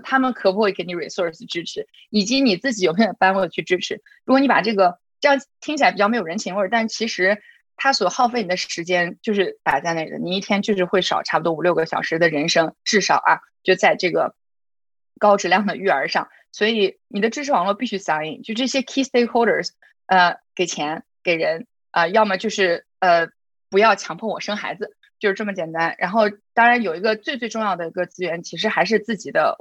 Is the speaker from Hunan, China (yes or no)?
no; Urumqi, Xinjiang, China; moved away as an adult; also born or lived in Shihezi / Beijing; now in United States; 我自己呢是一个新疆人，我是石河子出生，乌鲁木齐长大的，所以我经常说我自己是老少边穷的小镇女青年。呃，然后去了北京上大学，对外经贸毕业了之后呢，是在中国一个部委，呃，中央部委工作了三年的时间，然后我就出国读了 M B A。M B A 之后留在了美国，在，分别在 Dell